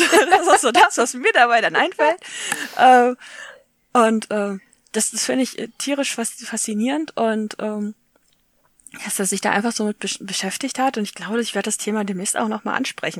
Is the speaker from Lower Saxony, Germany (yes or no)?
no; Essen, North Rhine-Westphalia, Germany; Und ich bin ja aus Essen, das ist quasi nebenan.